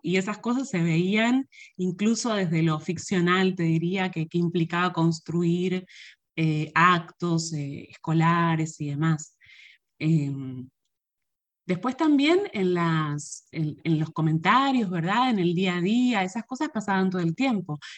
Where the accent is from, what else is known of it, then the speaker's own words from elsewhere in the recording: Argentina; moved away as an adult; now in Puerto Rico; yo me crié en Argentina